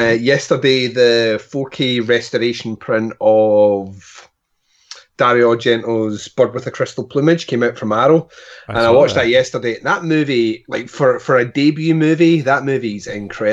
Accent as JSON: {"language": "English", "region": "Scotland", "country": "United Kingdom", "said": "I'm Scottish"}